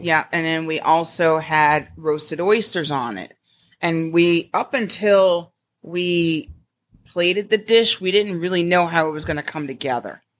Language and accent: English; Connecticut, United States; now in Glynn County, Georgia, United States; I was raised in Connecticut